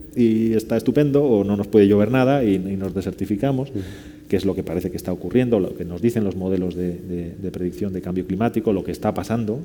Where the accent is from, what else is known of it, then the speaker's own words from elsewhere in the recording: León, Castile and León, Spain; now in Seville, Spain; que vivo en Sevilla y soy de León